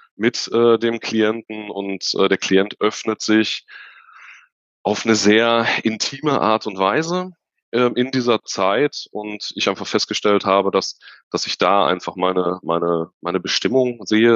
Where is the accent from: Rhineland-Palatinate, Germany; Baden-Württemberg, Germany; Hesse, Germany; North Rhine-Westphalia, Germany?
North Rhine-Westphalia, Germany; Unna; Ich komme aus dem wunderschönen Unna in Nordrhein-Westfalen am Rande des Ruhrgebiets in der Nähe von Dortmund